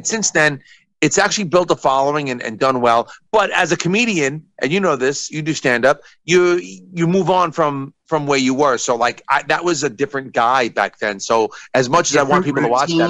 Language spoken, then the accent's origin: English; New York, United States; I'm from New York